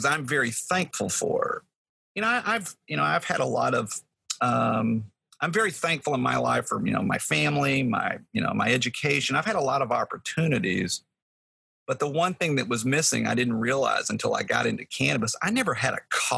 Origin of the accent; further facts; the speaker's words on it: Texas, United States; moved away; I'm from Texas